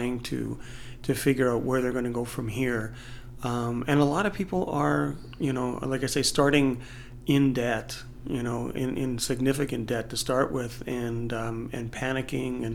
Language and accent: English; Canada; accent: Canadian; I'm from Canada